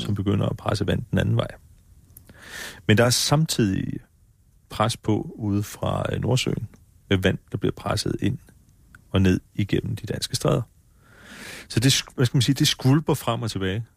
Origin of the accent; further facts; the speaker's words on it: Faaborg, Southern Denmark, Denmark; jeg kommer fra Forborg